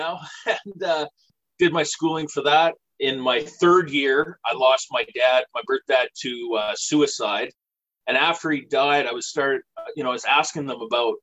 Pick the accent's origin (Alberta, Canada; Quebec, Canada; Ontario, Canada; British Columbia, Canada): British Columbia, Canada; now in Nova Scotia, Canada; I'm from British Columbia originally. I currently live in Nova Scotia.